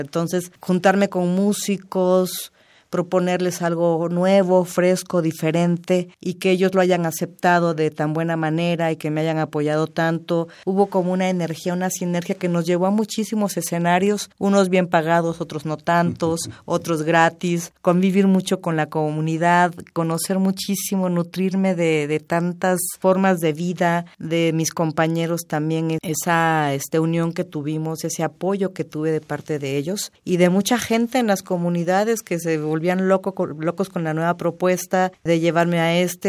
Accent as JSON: {"language": "Spanish", "region": "Oaxaca", "country": "Mexico", "tie": "born or raised there", "said": "mi niñez en Oaxaca"}